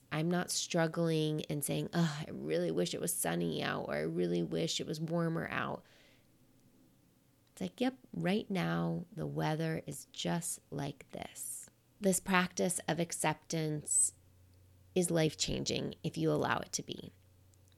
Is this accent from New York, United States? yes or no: yes; New York, United States; I'm a New Yorker.